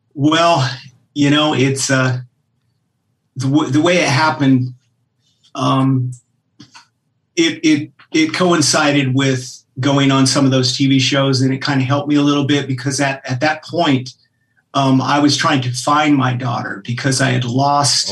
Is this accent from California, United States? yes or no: no; Anchorage, Alaska, United States; moved away; I grew up in Anchorage, Alaska